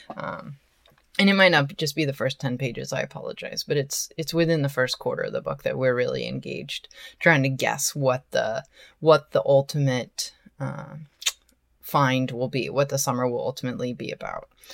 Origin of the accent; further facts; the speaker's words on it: Portland, Oregon, United States; moved away; also born or lived in Hollywood; I am originally from Portland, Oregon, and I go to visit my family every holiday